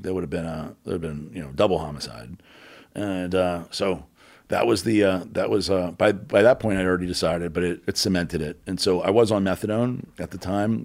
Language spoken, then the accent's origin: English; New Orleans, Louisiana, United States; moved away as an adult; also born or lived in Houston / Tampa / Boca Raton; where I grew up in New Orleans